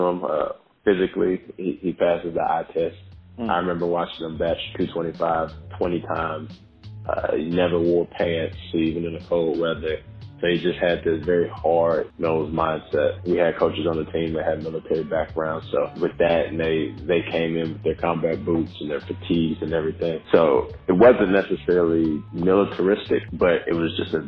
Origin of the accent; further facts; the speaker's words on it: Charlotte, North Carolina, United States; born and raised, Charlotte, North Carolina, Carolina Medical Center